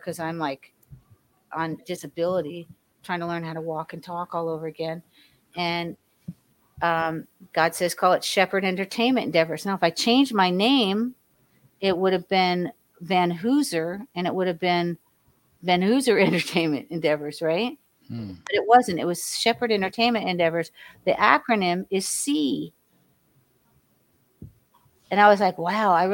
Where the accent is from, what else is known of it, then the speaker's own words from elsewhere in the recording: Miami, Florida, United States; also born or lived in Hollywood, Florida; I was raised in Ives Estates in Miami, Florida